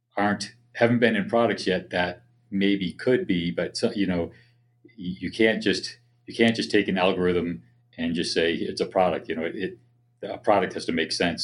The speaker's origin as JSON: {"language": "English", "town": "Boston", "region": "Massachusetts", "country": "United States", "tie": "born or raised there", "moved": "yes", "said": "I grew up in the Boston area"}